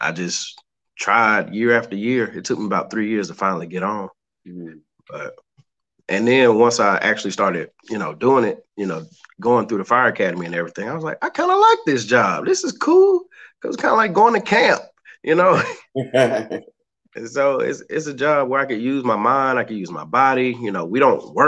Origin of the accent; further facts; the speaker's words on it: Charlotte, North Carolina, United States; I am originally from Charlotte, North Carolina. I still reside in Charlotte, North Carolina.